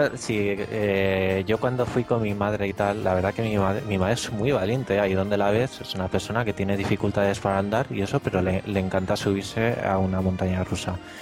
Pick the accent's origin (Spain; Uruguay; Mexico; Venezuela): Spain; la gente que somos de España